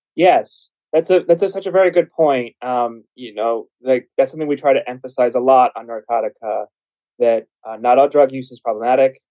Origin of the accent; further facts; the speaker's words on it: Arizona, United States; I'm from Arizona